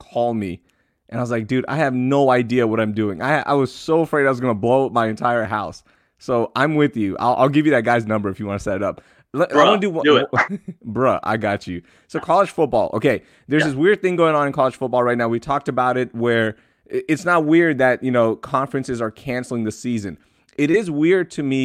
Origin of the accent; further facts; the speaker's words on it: Houston, Texas, United States; we grew up in Houston